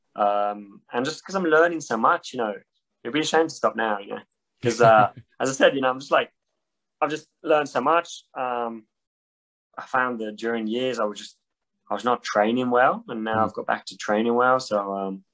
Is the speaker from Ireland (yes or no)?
no; Châtel, Auvergne-Rhône-Alpes, France; born or raised there